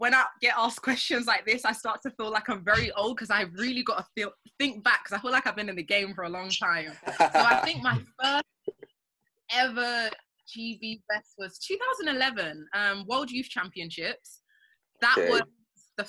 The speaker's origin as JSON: {"language": "English", "region": "London", "country": "United Kingdom", "tie": "born or raised there", "said": "I grew up in North London"}